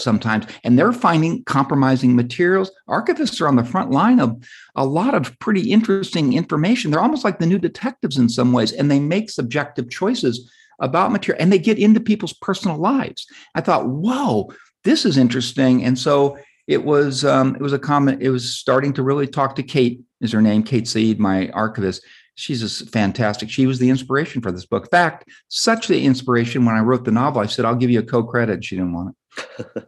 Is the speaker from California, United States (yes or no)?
yes; Southern California, United States; I grew up in Southern California